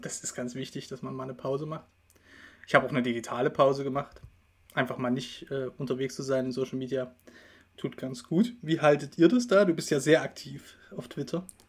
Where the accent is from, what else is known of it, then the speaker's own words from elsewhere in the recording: Dresden, Saxony, Germany; moved away; also born or lived in Bavaria; Ich komme ja ursprünglich aus Dresden